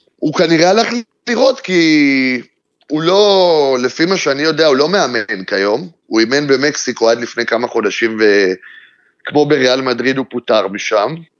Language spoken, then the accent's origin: Hebrew; Israel; אנחנו באים כישראלים